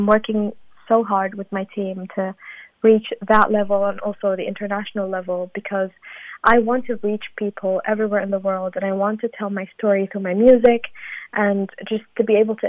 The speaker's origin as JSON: {"language": "English", "town": "Sulaymaniyah", "region": "Kurdistan Region", "country": "Iraq", "said": "I'm from Slemani, and Slemani is a city in the region"}